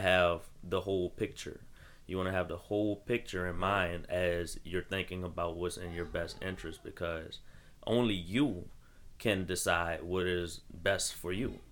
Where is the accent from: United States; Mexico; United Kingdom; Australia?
United States; As an American who who is black